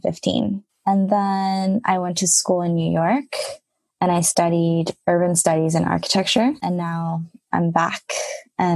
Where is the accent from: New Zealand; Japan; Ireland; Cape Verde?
Japan; I was born and raised in Japan.